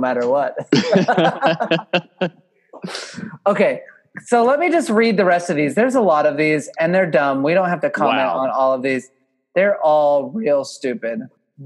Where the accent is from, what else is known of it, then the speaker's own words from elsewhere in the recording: Oklahoma, United States; where I grew up in Oklahoma